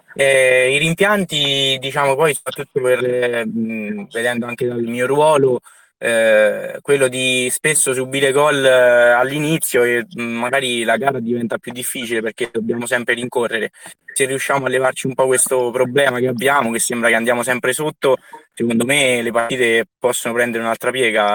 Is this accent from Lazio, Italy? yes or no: yes; Soriano nel Cimino, Lazio, Italy; moved away; io sono sorianese quindi nel mio paese sono tornato